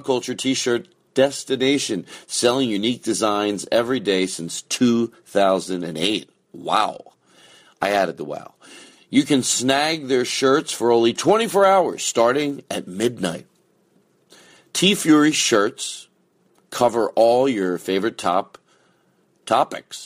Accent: Philadelphia, Pennsylvania, United States; accent: Philadelphia; my Philadelphia accent

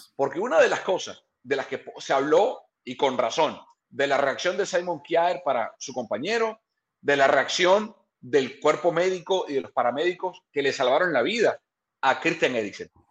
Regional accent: Venezuela; now in California, United States; yo como venezolano

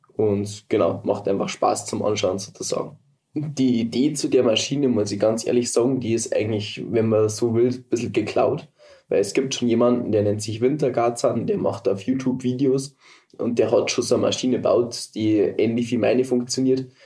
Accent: Berchtesgaden, Bavaria, Germany; Ich komme aus Berchtesgaden, das ist der südöstlichste Punkt von Deutschland in die Alpen

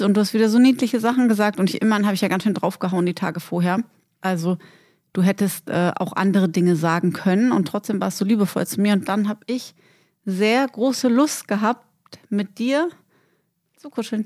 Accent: Berlin, Germany; moved away; Und dann sind wir natürlich in unserer Heimatstadt

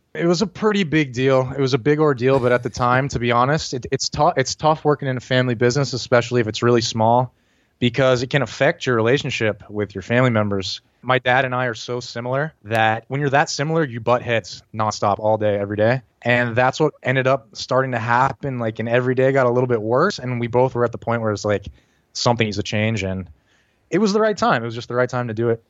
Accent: Pittsburgh, Pennsylvania, United States; moved away as an adult; now in Asuncion, Paraguay; I'm from Pittsburgh, Pennsylvania

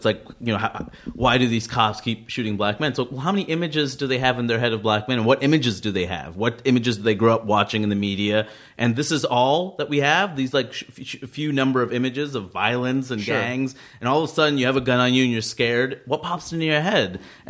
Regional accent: New York, United States; when I'm a New Yorker as well, born and raised

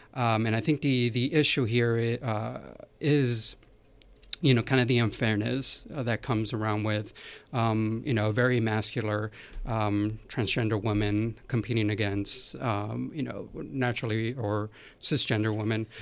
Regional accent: California, United States; growing up in California

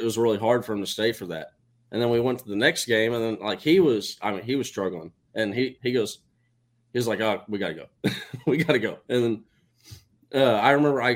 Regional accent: Austin, Texas, United States; Born and raised in Austin, Texas.

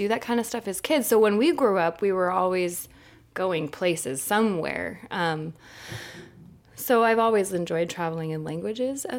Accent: United States; moved away; growing up in Tahoe

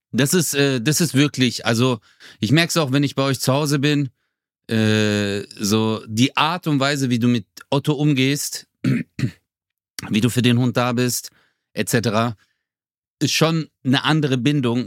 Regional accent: Swabia, Baden-Württemberg, Germany; Ich komme aus dem Schwabeländle.

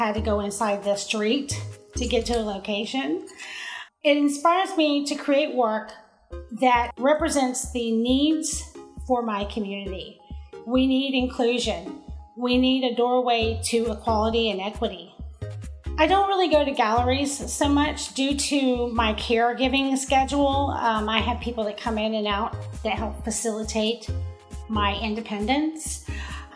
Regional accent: Marietta, Georgia, United States; now in Atlanta, United States; I actually moved into Atlanta to go to grad school, but I was raised in Marietta.

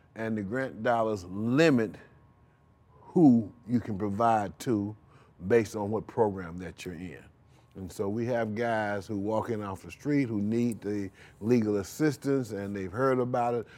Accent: Rochester, New York, United States; now in St. Louis, United States; I'm from Rochester, New York

